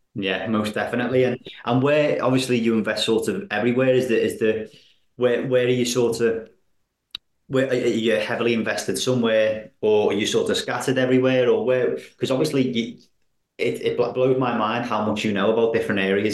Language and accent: English; Wallasey, North West England, United Kingdom; I'm from Wallasey, you see, so I, I that's where I live